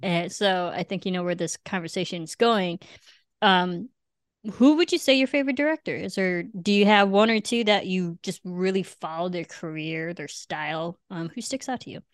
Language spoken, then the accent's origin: English; Illinois, United States; also born or lived in Cebu, Philippines / Manila, Philippines; now in Los Angeles, United States; I came from Illinois